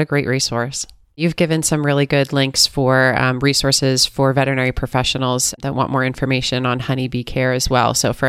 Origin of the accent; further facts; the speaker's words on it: Pennsylvania, United States; now in Southern California, United States; growing up in Pennsylvania when I was a little kid.